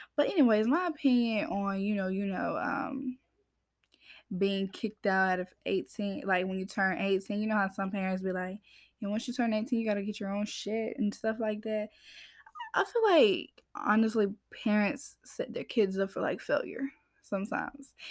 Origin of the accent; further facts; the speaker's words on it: Georgia, United States; I'm from Georgia, y'all, as I say. A lot of people think I'm from up north, but I'm not from up north. Georgia gal